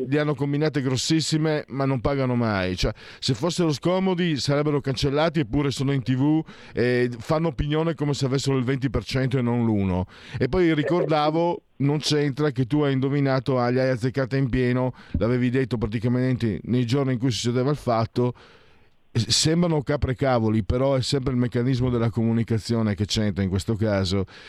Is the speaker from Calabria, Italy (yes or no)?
no; Friuli-Venezia Giulia, Italy; io vengo dal Friuli